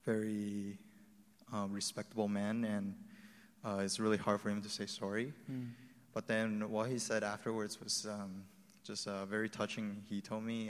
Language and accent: English; Vancouver, British Columbia, Canada; also born or lived in Taiwan; so I was born in Taiwan, but I grew up in Vancouver, Canada.